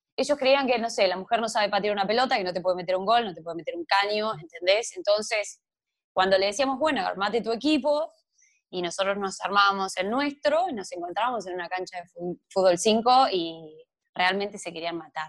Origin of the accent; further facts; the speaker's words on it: Barker, Buenos Aires Province, Argentina; moved away; also born or lived in Tandil; a mi pueblo, a Barker